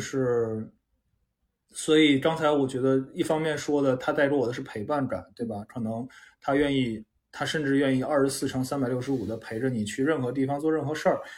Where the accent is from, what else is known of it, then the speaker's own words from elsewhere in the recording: China; 因为咱们中国，至少我们这一代人，很少有人从小是这样长大的嘛